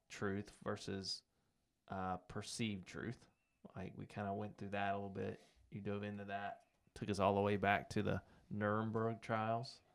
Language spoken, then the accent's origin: English; United States; I grew up in America